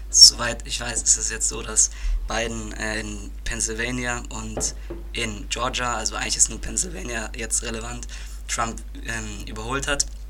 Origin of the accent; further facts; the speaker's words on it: Germany; bei uns in Deutschland